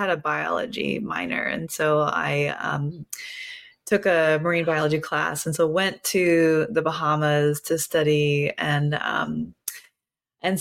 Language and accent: English; Kentucky, United States; I grew up in Kentucky